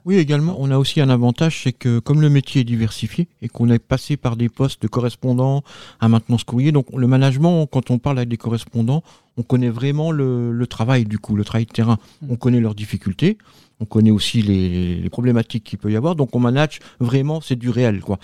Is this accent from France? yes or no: yes; Nancy, Grand Est, France; now in Var, France; moi, je viens de la Meurthe-et-Moselle, donc de Nancy. Maintenant, je vis dans le Var.